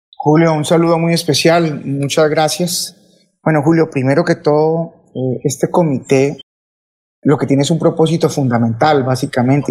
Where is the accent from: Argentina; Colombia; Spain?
Colombia; como colombiano